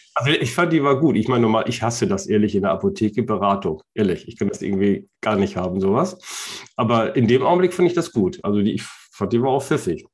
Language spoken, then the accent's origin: German; Germany; wir als Deutsche